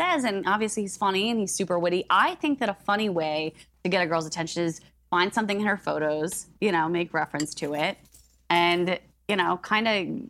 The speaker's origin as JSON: {"language": "English", "region": "New Jersey", "country": "United States", "said": "It's because I'm from Jersey."}